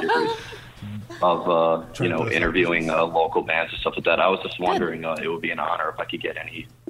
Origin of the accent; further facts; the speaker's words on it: New York City, New York, United States; from New York City.